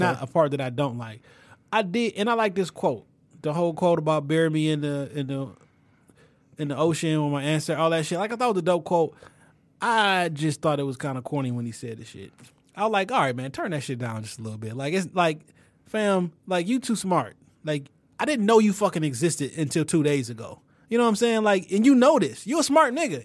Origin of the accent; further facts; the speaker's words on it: Detroit, Michigan, United States; I'm still from the West Side, Detroit